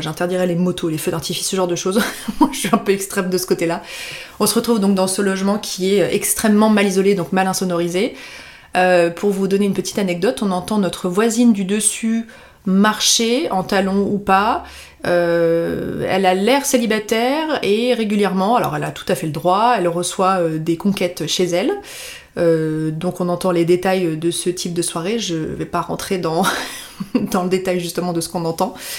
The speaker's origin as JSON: {"language": "French", "town": "Annecy", "region": "Auvergne-Rhône-Alpes", "country": "France", "tie": "born or raised there", "also_born_or_lived": "Lyon", "moved": "as an adult", "said": "je suis donc originaire euh, d'Annecy"}